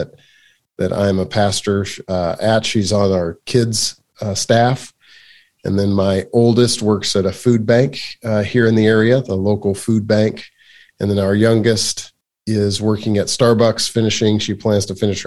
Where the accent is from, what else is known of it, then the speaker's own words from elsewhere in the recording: Iowa, United States; moved away as an adult; also born or lived in Pennsylvania / Harrisburg, Pennsylvania / Rochester, New York / Houston, Texas; now in Washington, United States; I grew up in Iowa in the Midwest